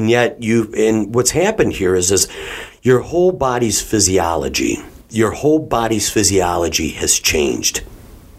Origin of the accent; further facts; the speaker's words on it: Detroit, Michigan, United States; we're from the Detroit area